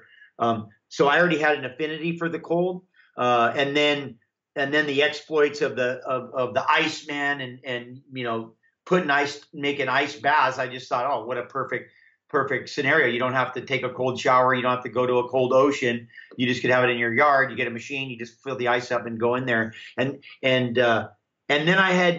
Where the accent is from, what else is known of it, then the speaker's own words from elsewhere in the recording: Hawaii, United States; I grew up in Hawaii, which is warm, of course